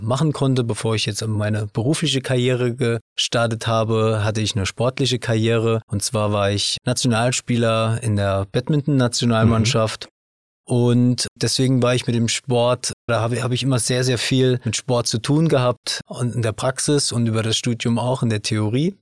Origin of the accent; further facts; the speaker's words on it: Saarland, Germany; ich bin hier aus dem Saarland